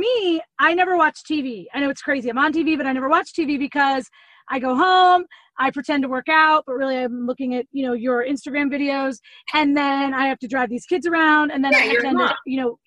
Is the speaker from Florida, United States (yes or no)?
yes; Florida, United States; growing up in Florida